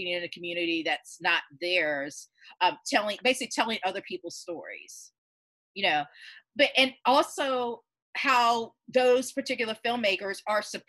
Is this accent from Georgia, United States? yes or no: yes; Georgia, United States; I'm born and raised in Georgia